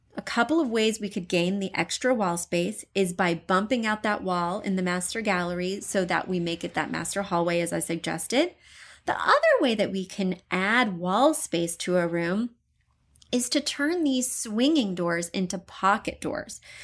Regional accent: Columbia, Missouri, United States; moved away; I come from Missouri, but not even from a rural area. I'm from an urban, well, Columbia, Missouri, pretty urban part of the state

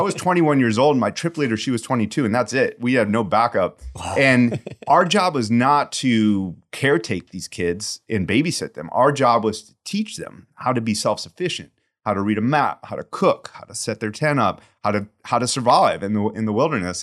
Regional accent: St. Louis, Missouri, United States; moved away as an adult; also born or lived in Austin, Texas / Arizona / San Francisco Bay Area; now in San Francisco, United States; I grew up in St. Louis in the Midwest

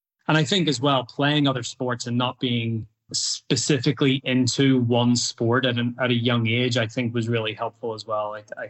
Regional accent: Northern Ireland, United Kingdom; now in United States; one thing I would say about youth sports in the US compared to when I grew up or where I grew up

